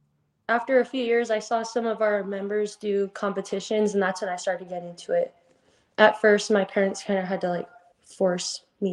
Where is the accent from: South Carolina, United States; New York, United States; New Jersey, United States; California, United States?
California, United States; Yucca Valley; born or raised there